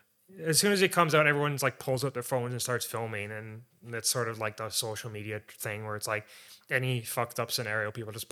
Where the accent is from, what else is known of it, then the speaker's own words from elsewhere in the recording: Canada; Because we're Canadian, so.